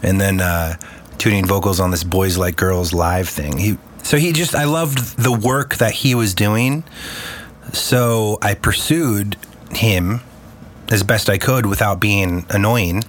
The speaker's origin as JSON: {"language": "English", "town": "Los Angeles", "region": "California", "country": "United States", "tie": "born or raised there", "also_born_or_lived": "Chicago / San Diego", "said": "pretty much been growing up here in LA since I was six years old"}